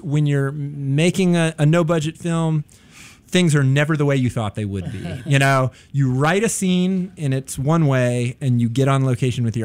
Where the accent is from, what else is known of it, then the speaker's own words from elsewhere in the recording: North Carolina, United States; moved away as an adult; now in Chicago, United States; I was growing up in North Carolina in the 1980s